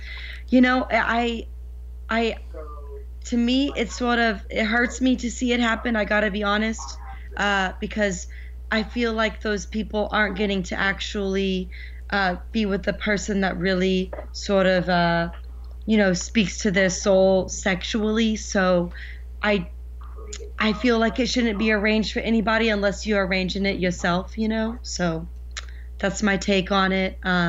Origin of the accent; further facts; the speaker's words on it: New Jersey, United States; also born or lived in Seattle / Portland; Yes, I was actually born and raised in Jersey.